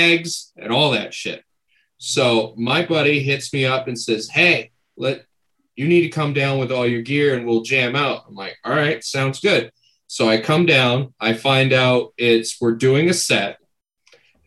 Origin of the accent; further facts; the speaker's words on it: Maine, United States; we're from Maine, so everything's all fucking Wabanaki